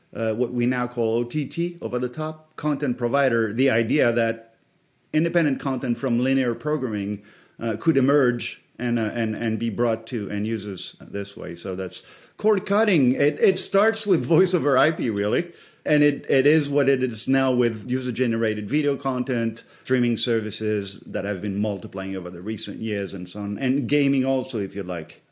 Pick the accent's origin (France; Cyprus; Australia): France; moved away; I come from France